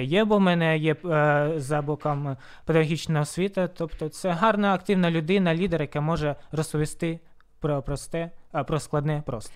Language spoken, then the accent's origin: Ukrainian; Horlivka, Donetsk Oblast, Ukraine; now in Sloviansk, Ukraine; насправді я з Горлівки, але проживаю в Слов'янську більше чотирьох років вже